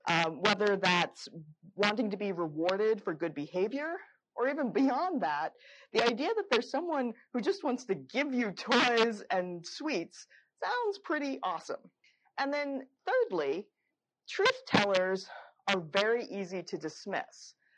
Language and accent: English; Florida, United States; Publix is my local uh, grocery store. I'm from Florida as well